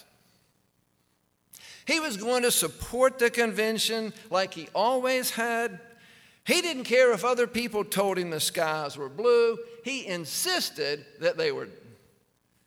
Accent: East Coast, United States; moved away as an adult; also born or lived in Georgia; now in Texas, United States; I'm from the East Coast. I just come to Texas in 03

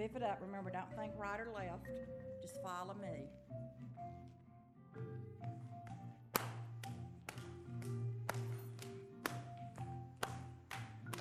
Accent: Tupelo, Mississippi, United States; I'm from Tupelo, Mississippi, and I'm very old.

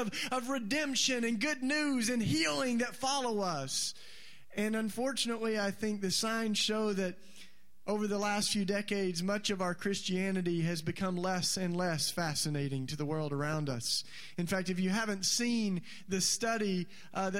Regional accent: East Tennessee, United States; I was raised in East Tennessee

